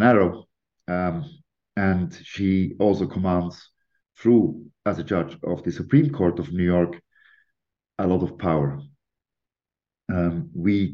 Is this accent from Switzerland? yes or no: yes; Lucerne, Switzerland; also born or lived in London; I'm a British Swiss national, born and raised in Switzerland, in Lucerne